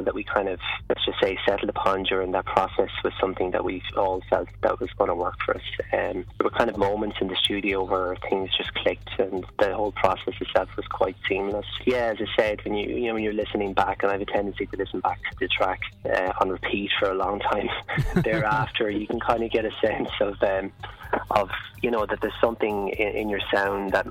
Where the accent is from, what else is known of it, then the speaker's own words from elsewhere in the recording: Ireland; living and growing up in Ireland